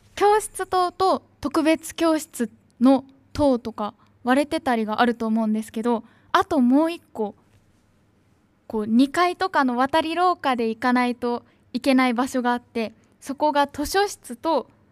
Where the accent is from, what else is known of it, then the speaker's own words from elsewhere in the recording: Tachikawa, Tokyo, Japan; 私の地元東京都立川市にある新生小学校